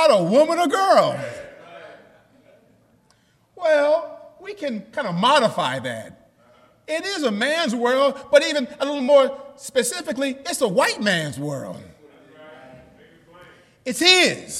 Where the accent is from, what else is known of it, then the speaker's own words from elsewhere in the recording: New York, United States; I'm from New York